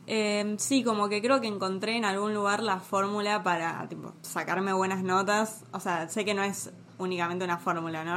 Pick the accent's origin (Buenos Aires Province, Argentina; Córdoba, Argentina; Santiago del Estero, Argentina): Buenos Aires Province, Argentina; Tigre; yo soy de Tigre